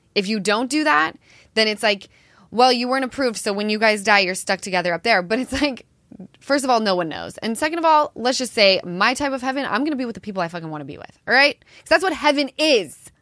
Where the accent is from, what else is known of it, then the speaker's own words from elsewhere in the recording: Salt Lake City, Utah, United States; I'm from Salt Lake